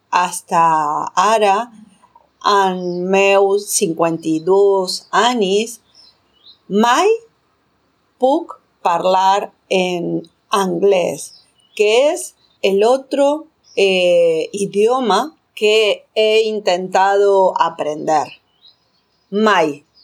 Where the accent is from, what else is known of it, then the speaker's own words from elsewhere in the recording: Argentina; Catalan is a second language; moved away as an adult; now in Catalonia, Spain; soc de l'Argentina i hace sis anys arribé a Catalunya.